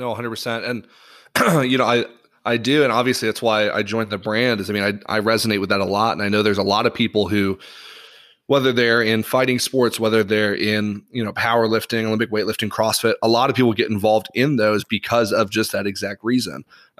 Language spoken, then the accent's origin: English; Ireland; So for those that are listening, I grew up in Ireland and I'm in a private school.